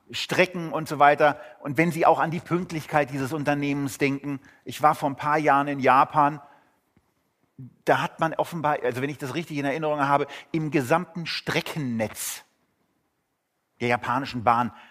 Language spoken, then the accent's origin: German; Berlin, Germany; Als Berliner ist man da geneigt, Geschichten darüber zu erzählen.